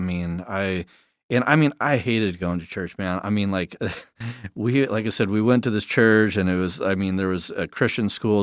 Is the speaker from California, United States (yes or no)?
yes; Southern California, United States; growing up in South Dako, uh, Southern California, but we always went to South Dakota for like two months